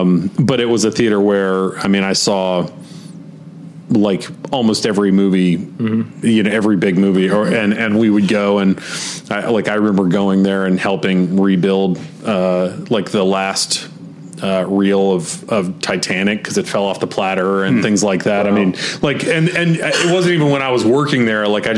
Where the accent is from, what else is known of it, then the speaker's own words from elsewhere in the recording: Charlotte, North Carolina, United States; I grew up around Charlotte